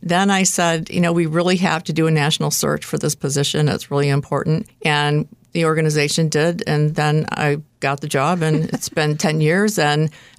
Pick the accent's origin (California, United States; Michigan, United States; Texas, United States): Michigan, United States; Detroit; moved away as an adult; I moved here about 36 years ago to take a job. I moved from the Detroit area. I didn't know anyone here except the people I was about to work with. I was from the Midwest.